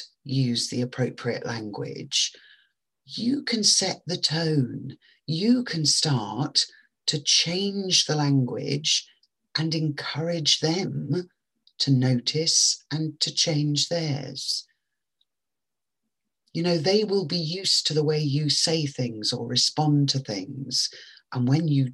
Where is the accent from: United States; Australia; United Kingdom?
United Kingdom; England; I know that French, which we all learnt at school in England when I was growing up